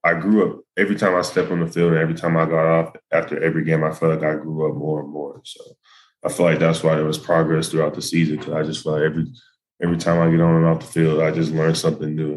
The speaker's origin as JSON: {"language": "English", "town": "Melissa", "region": "Texas", "country": "United States", "tie": "born or raised there", "also_born_or_lived": "Dallas, Texas", "moved": "as an adult", "lives_now": "Boulder, United States", "said": "I was born in Dallas. I went to school in Melissa"}